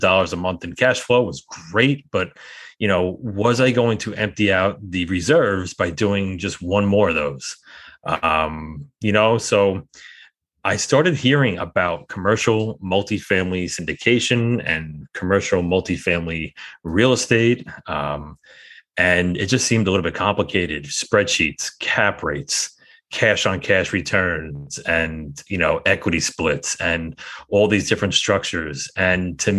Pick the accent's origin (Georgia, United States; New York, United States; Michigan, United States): New York, United States; I'm a New Yorker, and I always kind of joke around that I have a lot of skepticism baked into my DNA.